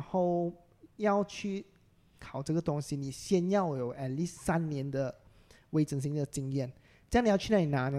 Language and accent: Chinese; Klang, Selangor, Malaysia; first language Hokkien; Chinese is a second language; 巴生人其实我们讲福建话最多的，对啊。因为我家里都是讲福建话的